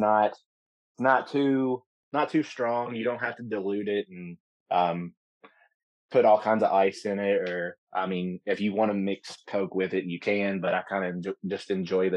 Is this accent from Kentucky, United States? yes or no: yes; Campbellsville, Kentucky, United States; I'm from Campbellsville, so from Taylor County. I went to Campbellsville High School